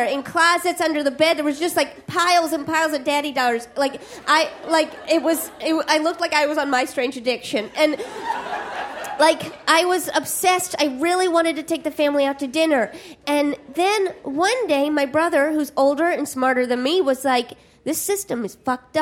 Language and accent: English; Midwest, United States; I'm from the Midwest